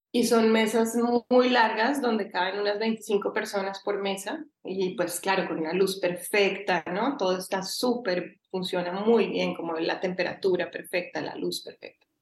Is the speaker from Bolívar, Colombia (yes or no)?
no; Bogotá, Bogotá Capital District, Colombia; also born or lived in Cali, Colombia; now in Barcelona, Spain; yo nací en Cali, viví en Cali hasta los siete y ahí me fui a Bogotá